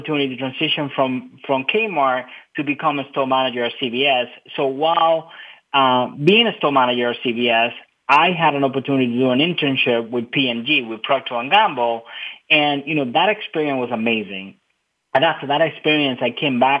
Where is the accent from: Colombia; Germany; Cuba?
Cuba; now in United States; I was pretty much born and raised in Cuba. I immigrated in 1998 to the United States.